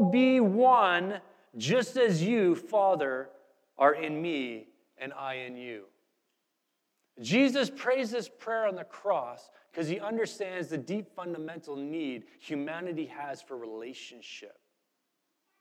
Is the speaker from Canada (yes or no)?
yes; Canada; moved away; I'm from Canada, just landed